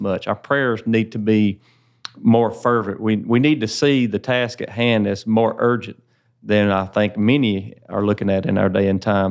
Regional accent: Woodruff, South Carolina, United States; That's actually where I grew up, so it's. Uh, neat opportunity the Lord has given me to be able to serve there in my hometown

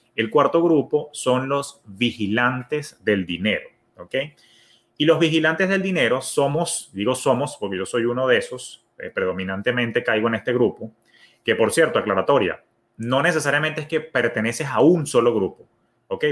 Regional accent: Venezuela; now in United States; yo que soy de origen venezolano, tenemos una palabra, somos como que pichirres

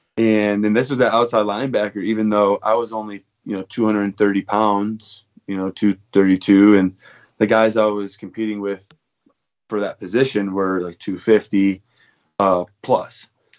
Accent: Novi, Michigan, United States; which is about 20 minutes outside of Detroit. And I grew up there. I went to high school there, public school, Novi High School.

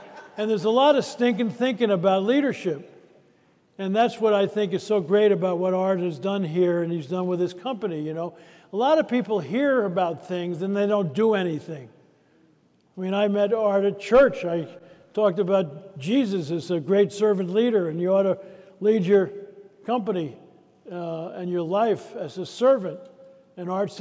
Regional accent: California, United States; I'm from California

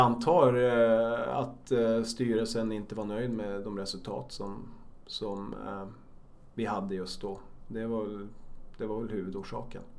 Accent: Norrbotten County, Sweden; now in Stockholm, Sweden; Jag kommer själv från, från norra Sverige

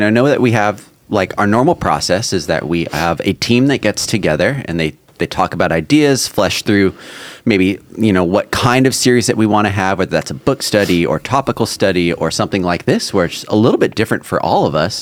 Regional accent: California, United States; growing up in California

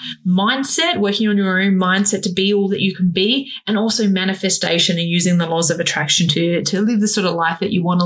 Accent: Australia; I am an Australian fashion designer

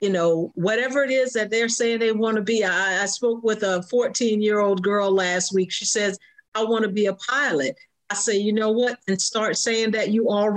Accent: Jacksonville, Florida, United States; I was born and raised in Jacksonville, Florida

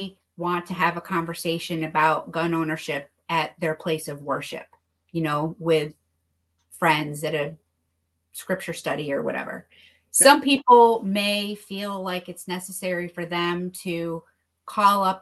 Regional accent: New York, United States; I've seen it happen in my home state

